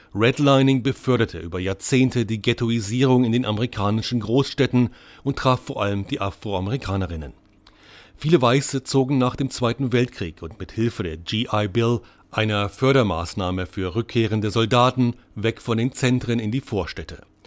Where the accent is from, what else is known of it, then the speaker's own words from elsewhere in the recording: Nuremberg, Bavaria, Germany; moved away as an adult; also born or lived in San Francisco, United States / Oakland, United States; meiner Heimatstadt Nürnberg